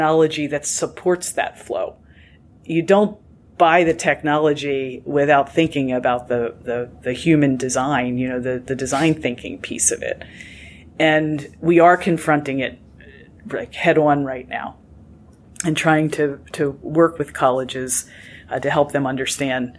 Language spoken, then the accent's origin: English; Bel Air, Maryland, United States; my mom wanted me back in my hometown